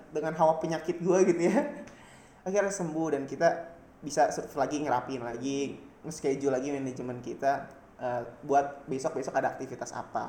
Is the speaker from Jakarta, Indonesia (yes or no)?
yes; Jakarta, Indonesia; moved away as an adult; now in Jatinangor, Indonesia; gua anak Jakarta